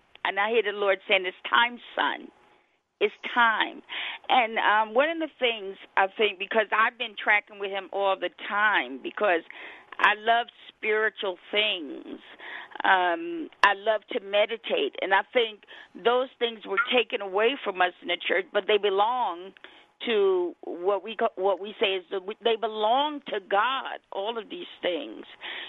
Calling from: Colorado Springs, Colorado, United States; I'm calling from Colorado Springs, Colorado.

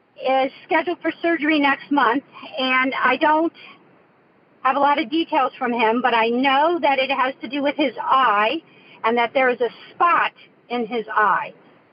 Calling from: Ohio, United States; I am from Ohio.

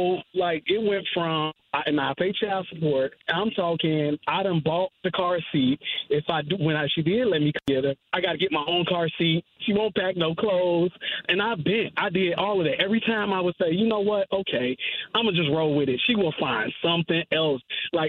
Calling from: Woodbridge, United States; I'm calling from Woodbridge.

